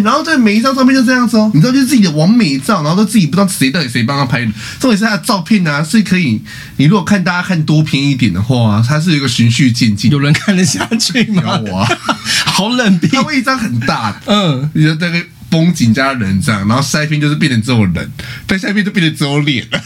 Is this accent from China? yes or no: no; Kaohsiung, Taiwan; 我是高雄人